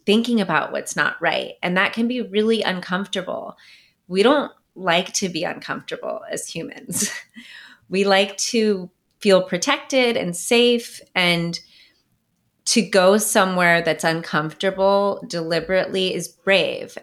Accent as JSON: {"language": "English", "area": "Bay Area, Silicon Valley", "region": "California", "country": "United States", "said": "I'm from the Bay Area, from California, um, from Silicon Valley"}